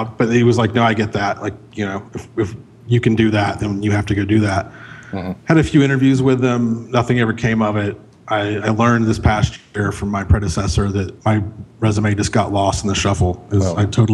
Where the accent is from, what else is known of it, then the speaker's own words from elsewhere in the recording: Central Florida, United States; moved away as an adult; now in Chattanooga, United States; I grew up in Central Florida, but I'd gone to college here